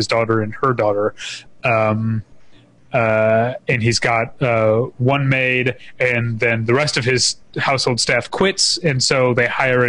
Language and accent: English; St. Louis, Missouri, United States; I'm from St. Louis, which is where, you know, it's a drinking town with a baseball problem